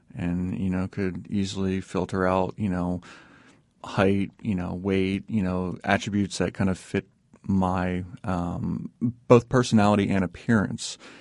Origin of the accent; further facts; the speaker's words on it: East Coast, United States; also born or lived in Indiana; we grew up out in the East Coast, but, you know, always came back to Indiana 'cause that's where family was from